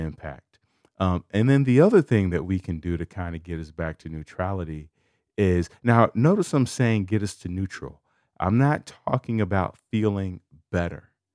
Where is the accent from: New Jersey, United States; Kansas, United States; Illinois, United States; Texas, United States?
Illinois, United States; Chicago; I'm from Chicago